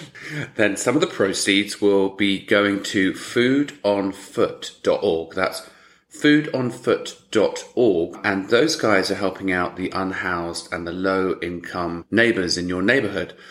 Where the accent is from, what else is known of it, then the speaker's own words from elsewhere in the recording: United Kingdom; me being British